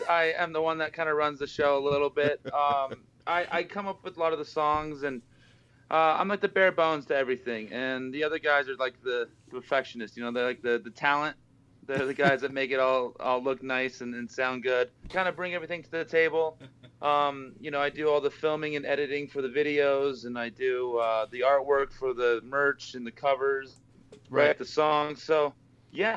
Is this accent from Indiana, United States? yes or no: no; Boise, Idaho, United States; moved away as an adult; now in Las Vegas, United States; me and Dave, the bassist, we met when we were in junior high in Boise, Idaho